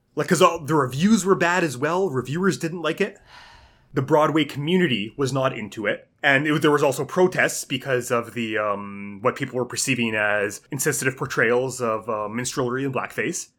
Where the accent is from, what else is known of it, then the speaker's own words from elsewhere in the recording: Canada; as a Canadian